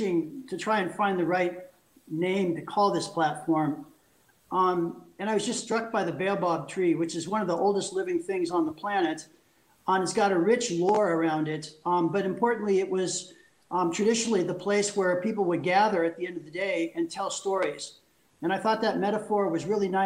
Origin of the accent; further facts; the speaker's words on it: California, United States; moved away as an adult; also born or lived in Paris, France; now in Switzerland; I'm a Californian. So I'm a lifelong Californian, but I moved 14 years ago.